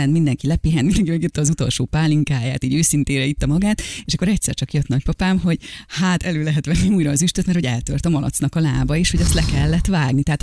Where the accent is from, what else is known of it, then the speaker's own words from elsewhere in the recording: Olaszliszka, Borsod-Abaúj-Zemplén, Hungary; én ugye vidéki kislány vagyok, olasz liszkáról származunk, és az én nagyszüleimnek voltak házi állataik